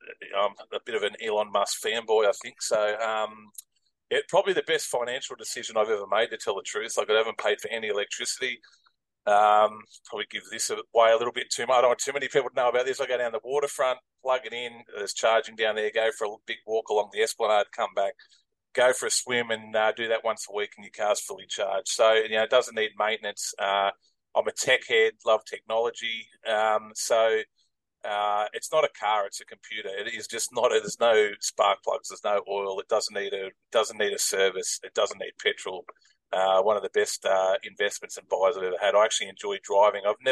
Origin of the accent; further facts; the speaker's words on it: Brisbane, Queensland, Australia; also born or lived in Melbourne; I was born in Melbourne, but moved to Brisbane at the age of 7. Did all my schooling in Brisbane, in Aspley in Brisbane.